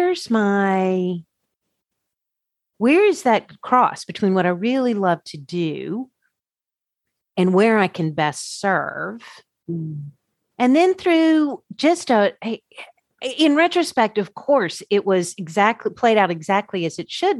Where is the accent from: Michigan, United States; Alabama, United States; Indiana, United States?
Alabama, United States; Birmingham; also born or lived in Washington, D.C.; I'm from Birmingham, Alabama